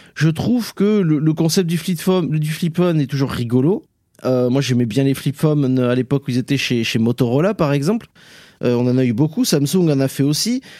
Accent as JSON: {"language": "French", "region": "south-west France", "country": "France", "accent": "Sud-Ouest", "said": "mon accent du Sud-Ouest"}